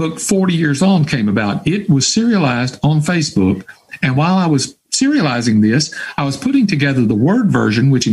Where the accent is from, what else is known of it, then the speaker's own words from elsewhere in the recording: Hattiesburg, Mississippi, United States; my hometown of Hattiesburg, Mississippi